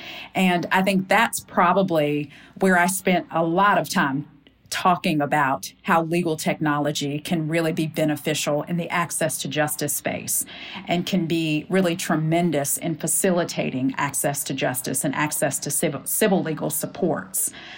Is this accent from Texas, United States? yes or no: no; Winchester, Virginia, United States; now in Mississippi, United States; I am originally from Winchester, Virginia. Went to college at Hollins University, which is in Roanoke, Virginia, southwestern part of the state, and law school at the University of Virginia. And have been living in Mississippi since I graduated from law school in 2006.